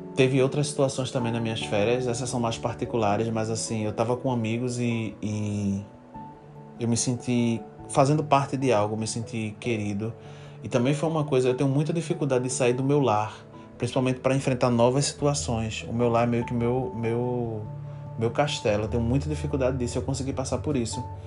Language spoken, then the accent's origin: Portuguese; Recife, Pernambuco, Brazil; eu sou de Recife, sou de Pernambuco, né? Eu sou pernambucano e minha cidade é Recife.